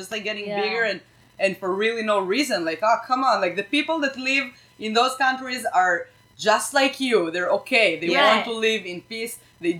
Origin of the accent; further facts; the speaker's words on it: Israel; Why do you hate Israel? I'm from Israel.